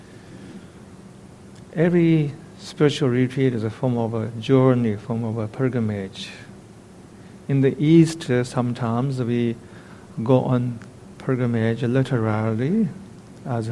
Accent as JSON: {"language": "English", "region": "eastern Tibet", "country": "China", "tie": "born or raised there", "moved": "yes", "said": "In my hometown in eastern Tibet, everybody pays a visit to this particular temple once in their lifetime."}